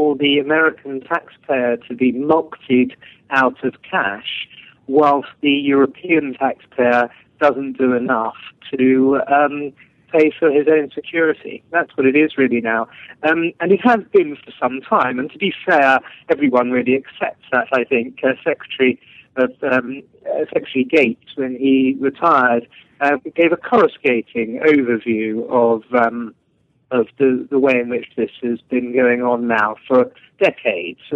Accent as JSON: {"language": "English", "region": "England", "country": "United Kingdom", "said": "I'm not just speaking as an Englishman"}